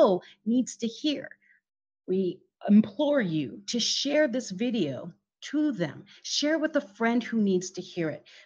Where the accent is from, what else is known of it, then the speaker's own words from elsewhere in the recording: Philippines; moved away; I grew up in the Philippines